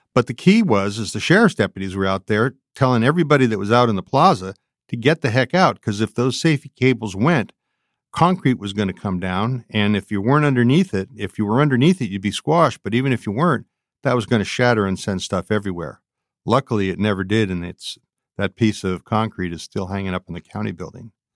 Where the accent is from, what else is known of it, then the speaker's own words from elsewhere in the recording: San Francisco, California, United States; I grew up in San Francisco